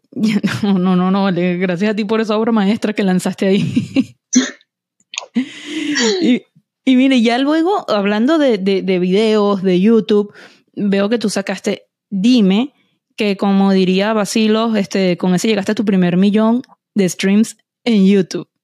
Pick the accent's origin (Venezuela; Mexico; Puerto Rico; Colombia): Venezuela; now in United States; yo soy venezolana